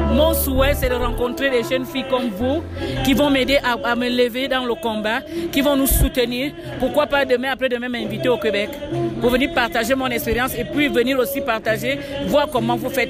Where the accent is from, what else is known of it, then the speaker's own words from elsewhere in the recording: Gabon; je suis gabonaise, je reviens du centre de l'Afrique.